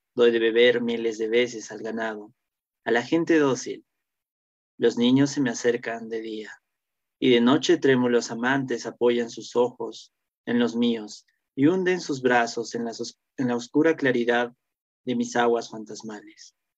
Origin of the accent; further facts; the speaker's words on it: Cusco, Peru; moved away as an adult; also born or lived in Lima; yo soy de Cusco y cuando llegamos a, a Lima a estudiar